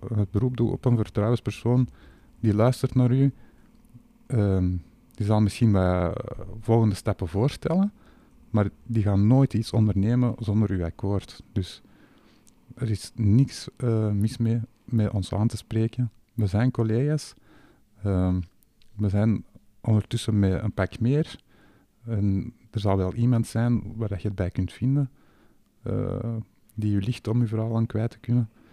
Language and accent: Dutch; Flanders, Belgium; wij als Vlamingen